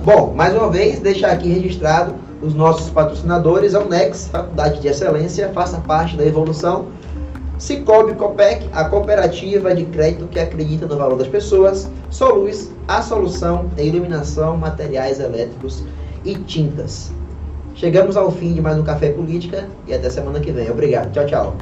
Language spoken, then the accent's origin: Portuguese; Pernambuco, Brazil; now in Bahia, Brazil; não sou baiano, sou pernambucano. Sim. E a minha vinda para a Bahia veio por conta da música